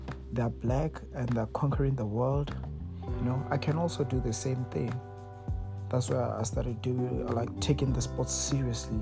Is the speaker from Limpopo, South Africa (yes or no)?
yes; Mokopane, Limpopo, South Africa; moved away as an adult; now in United States; like I said, I'm from Mokopane, but I'm currently residing in the United States.